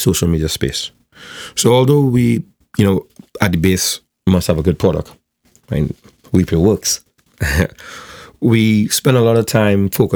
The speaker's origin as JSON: {"language": "English", "region": "South Trinidad", "country": "Trinidad & Tobago", "said": "I'm from South, so I don't come from like the CIC or the QRC or one of those circles."}